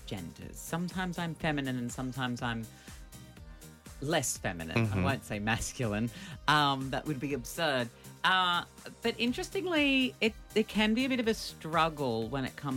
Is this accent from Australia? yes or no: yes; Australia; being Australian